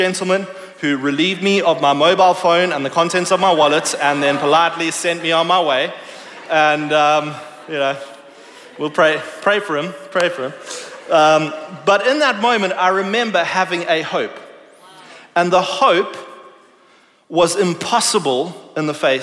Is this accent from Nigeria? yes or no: no; South Africa; moved away; I grew up in South Africa